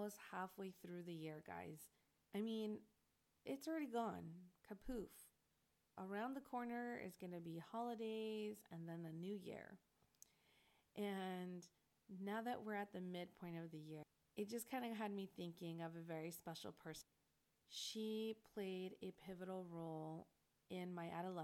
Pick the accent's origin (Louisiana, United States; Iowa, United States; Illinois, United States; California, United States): California, United States; La Puente; I came from La Puente, which is completely different background than what I was driving into